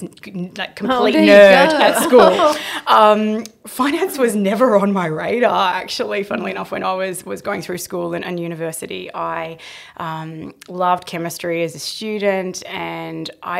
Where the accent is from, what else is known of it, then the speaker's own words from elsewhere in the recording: Sydney, New South Wales, Australia; born and bred in Sydney